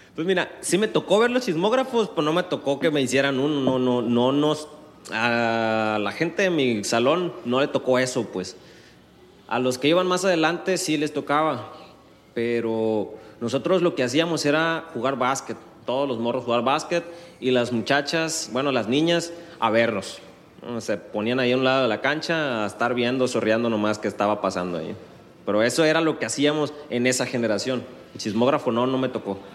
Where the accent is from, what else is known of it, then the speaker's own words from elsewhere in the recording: Guasave, Sinaloa, Mexico; moved away as an adult; now in Culiacán, Mexico; Yo en Guasave es donde tengo, donde hice mi vida, donde crecí. Estuve 20 años ahí.